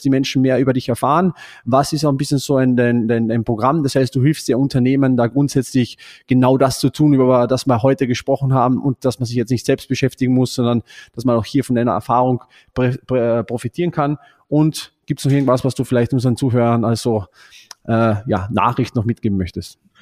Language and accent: German; Austria; bei uns in Österreich